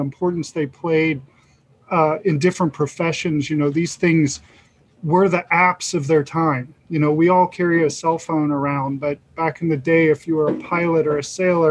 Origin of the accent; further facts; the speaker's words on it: Cincinnati, Ohio, United States; I'm born and raised in Cincinnati.